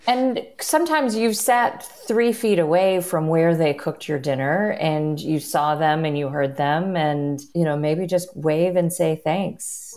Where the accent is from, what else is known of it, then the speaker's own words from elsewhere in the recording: Chicago, Illinois, United States; I am also a Chicagoan